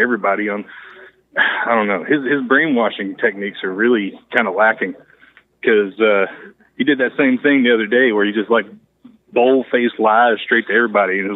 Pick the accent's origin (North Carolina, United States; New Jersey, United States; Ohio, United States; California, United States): North Carolina, United States; moved away; I grew up in North Carolina